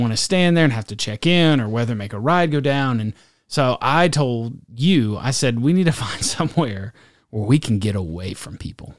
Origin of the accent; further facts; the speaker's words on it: Texas, United States; As a Texan, I'm more country than Montana will ever be